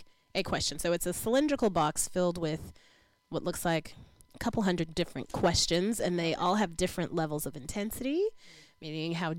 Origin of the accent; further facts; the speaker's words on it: Oklahoma, United States; I come from Oklahoma, which is right next door to Arkansas.